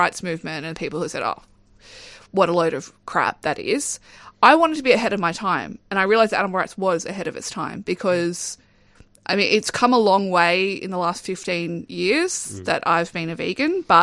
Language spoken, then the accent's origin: English; Darwin, Northern Territory, Australia; growing up in Darwin